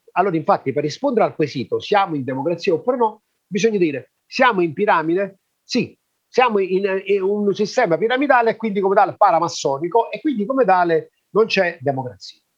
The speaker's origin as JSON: {"language": "Italian", "area": "Magna Graecia", "region": "Southern Italy", "country": "Italy", "said": "noi siamo della Magna Grecia"}